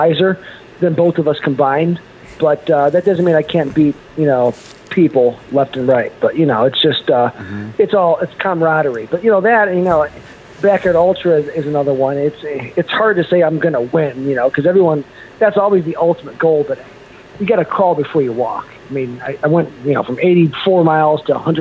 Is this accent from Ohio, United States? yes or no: yes; Cleveland, Ohio, United States; I'm from Cleveland